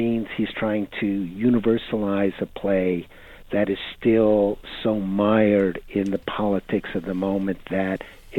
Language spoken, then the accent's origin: English; United States; My Shakespeare as an American is different than your Shakespeare as Brits